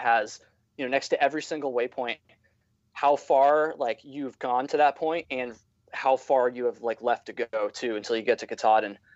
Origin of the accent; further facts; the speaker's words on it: Burlington, Vermont, United States; I'm from Vermont